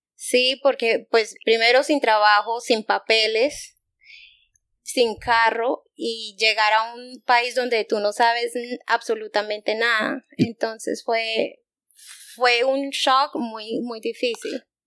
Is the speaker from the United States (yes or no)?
yes; United States; also born or lived in Bogotá, Colombia; fui criada en Estados Unidos, no me creo americana